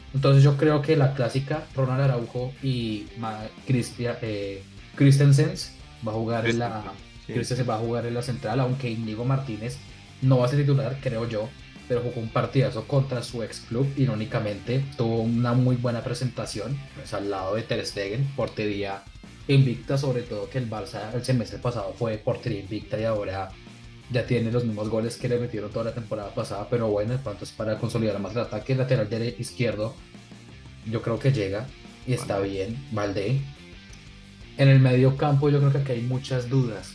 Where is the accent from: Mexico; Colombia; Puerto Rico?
Colombia; now in Valencia, Spain; somos dos jóvenes colombianos, sin embargo yo me encuentro en la ciudad de Valencia, España